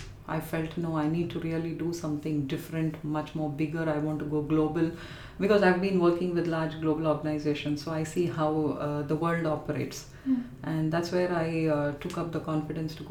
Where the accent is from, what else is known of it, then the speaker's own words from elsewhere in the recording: Chennai, Tamil Nadu, India; moved away as an adult; now in London, United Kingdom; I was born and raised in Chennai